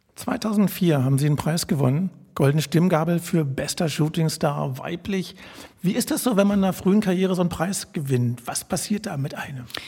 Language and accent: German; Berlin, Germany; Ich bin gebürtiger Charlottenburger